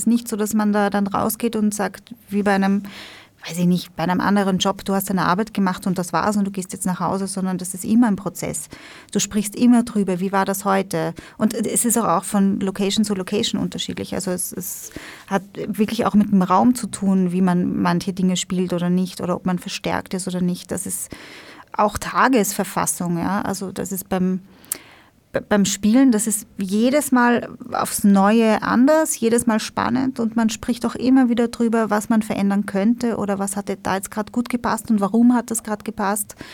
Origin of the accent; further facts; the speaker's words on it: Vienna, Austria; Wir sind aus Wien, ja.